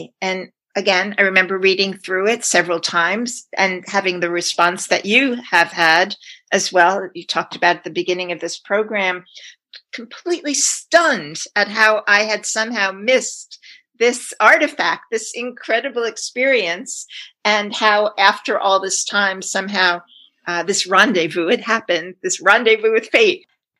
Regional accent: New York City, New York, United States; When she was 11 years old, I was 11 years old. And I was born in the Bronx.

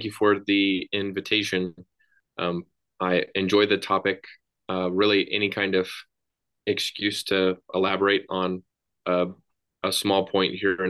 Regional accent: Dallas, Texas, United States; moved away as an adult; I was born and raised in Dallas, Texas. And I moved out of Texas going to Bible college.

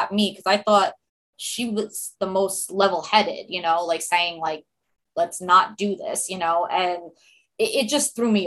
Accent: New York, United States; accent: heavy New York accent; I'm a New Yorker like you guys

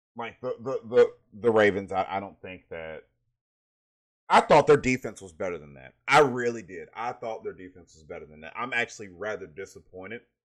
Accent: Brunswick, Georgia, United States; I'm from Brunswick, Georgia

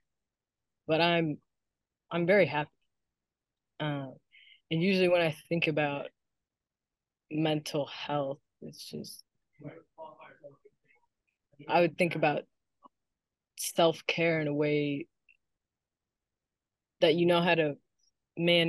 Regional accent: Alexandria, Virginia, United States; I was born and raised in Alexandria, Virginia

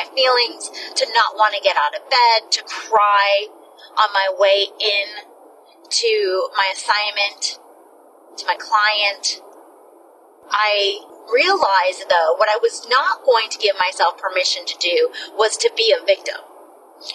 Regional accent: New Smyrna Beach, Florida, United States; moved away; also born or lived in Georgia; my hometown in New Smyrna Beach

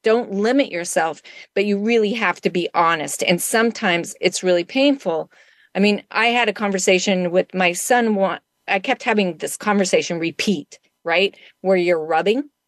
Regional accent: Wyoming, United States; moved away; I grew up in Wyoming uh, for part of my life

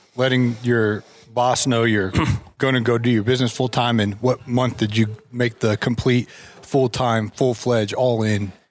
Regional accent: Ohio, United States; I grew up in Ohio

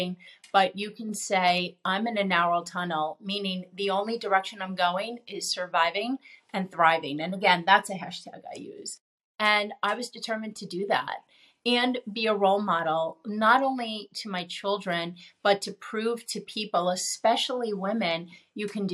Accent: New York, United States; I'm a New Yorker.

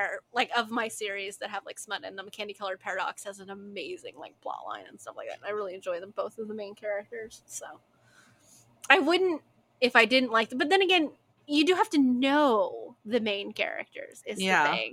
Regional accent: United States

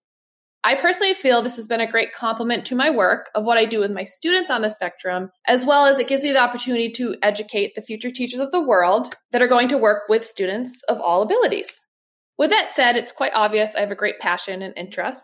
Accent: Massachusetts, United States; I'm from Massachusetts, which is in the United States

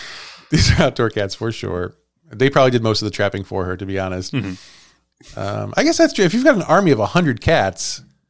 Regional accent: Idaho, United States; I'm from Idaho. Oh, you haven't heard of that one yet.

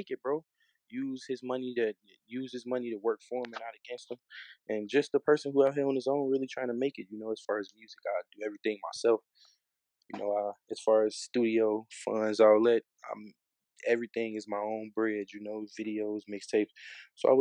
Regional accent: Chicago, Illinois, United States; I'm from the West Side of Chicago

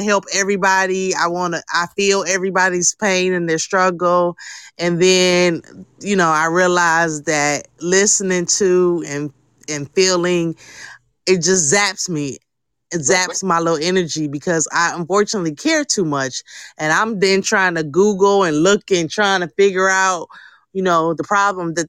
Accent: Jamaica; I am Jamaican

